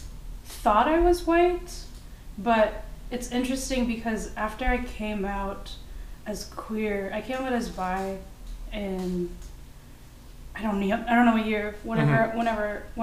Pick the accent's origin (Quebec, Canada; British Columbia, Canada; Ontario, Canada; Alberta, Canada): Alberta, Canada; Calgary; Yeah, I grew up in Calgary. I lived there from ages 13 to 18, and partly when I was 19.